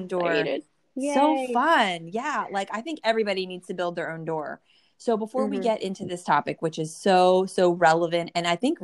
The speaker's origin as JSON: {"language": "English", "region": "New Jersey", "country": "United States", "tie": "born or raised there"}